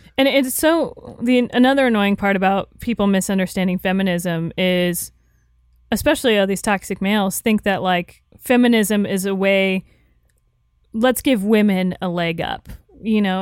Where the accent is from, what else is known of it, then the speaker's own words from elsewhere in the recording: Florida, United States; Growing up in Florida, I don't know, you know, I was raised a certain way